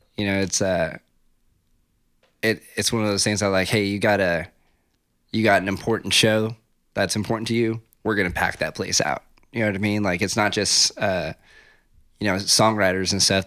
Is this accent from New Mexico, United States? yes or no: yes; Ruidoso, New Mexico, United States; moved away as an adult; also born or lived in Las Cruces, New Mexico / New York City; moved and grew up in Riadoso, New Mexico